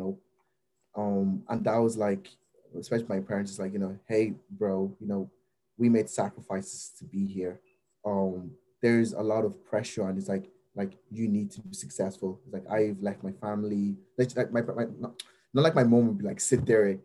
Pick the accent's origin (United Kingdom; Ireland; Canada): Ireland; I grew up in Ireland